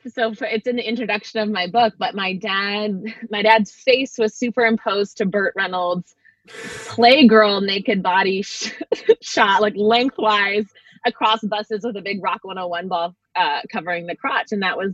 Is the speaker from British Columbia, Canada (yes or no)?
yes; North Vancouver, British Columbia, Canada; also born or lived in Winnipeg / Collingwood / Toronto; Well, I was born in Winnipeg, Manitoba, and then I moved to Collingwood, Ontario. First Toronto, and then Collingwood, and then back to Winnipeg for a year, back to Toronto for a year, moved to Vancouver when I was 9.